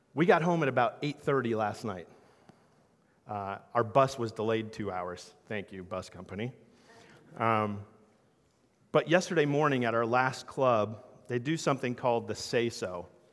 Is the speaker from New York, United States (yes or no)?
no; New Jersey, United States; I'm from South Jersey, so I'm a Sixers and Eagles fan